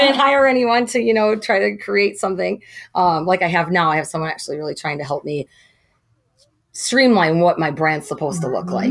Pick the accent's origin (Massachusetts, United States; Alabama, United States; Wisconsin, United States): Wisconsin, United States; moved away as an adult; now in Coon Rapids, United States; I grew up in Wisconsin on a farm, 65 acres